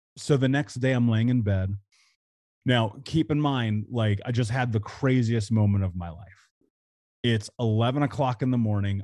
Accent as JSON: {"language": "English", "town": "Indianapolis", "region": "Indiana", "country": "United States", "tie": "born or raised there", "said": "I grew up in Indianapolis"}